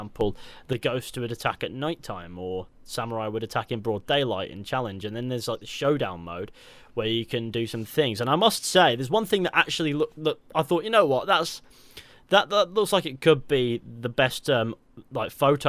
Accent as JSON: {"language": "English", "region": "South West England", "country": "United Kingdom", "lives_now": "Manchester, United Kingdom", "said": "Don't worry, I'm from the West Country originally too, but I live in Manchester. Lucky me, I have a hybrid accent, which means sometimes it sounds like this and other times it sounds like this."}